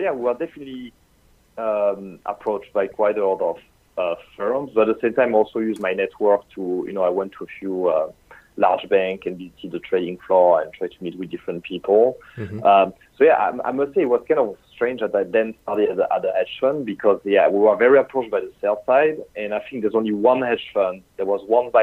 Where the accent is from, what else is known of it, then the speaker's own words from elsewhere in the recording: France; English is a second language; moved away as an adult; also born or lived in United Kingdom; I'm sure you can tell by my accent. So I come from France.